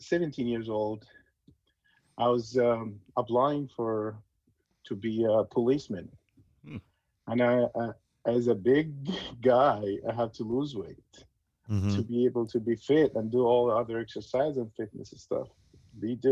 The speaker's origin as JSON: {"language": "English", "country": "Egypt", "tie": "born or raised there", "moved": "as an adult", "lives_now": "United States", "said": "growing up in Egypt is such a great experience and very good"}